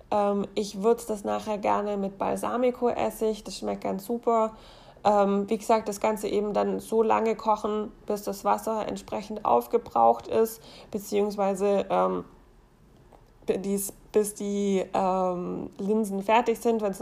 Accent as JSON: {"language": "German", "region": "Baden-Württemberg", "country": "Germany", "tie": "born or raised there", "said": "wenn man in der Gegend wohnt, wo ich herkomme, also im Schwabeland."}